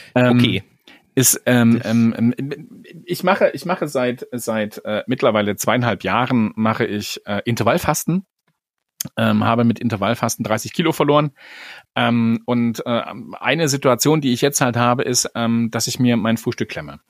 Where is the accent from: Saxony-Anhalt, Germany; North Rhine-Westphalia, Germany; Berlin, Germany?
Saxony-Anhalt, Germany; Magdeburg; moved away; Ich bin ja in Magdeburg groß geworden